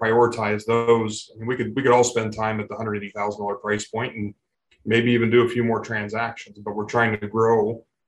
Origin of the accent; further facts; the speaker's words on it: Dayton, Ohio, United States; I'm from Dayton, Ohio. So it's not small, but Midwest town.